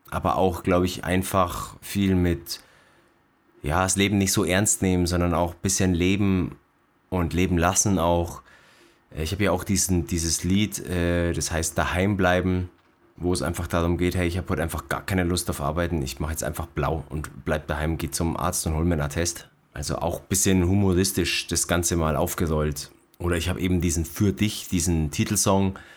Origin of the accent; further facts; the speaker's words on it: Bavaria, Germany; Ja, hier bin ich wieder, am Staffelsee. Auf einmal war alles anders. Ich bin aus der Stadt zurückgekommen und äh, wieder zurück in meine Heimat.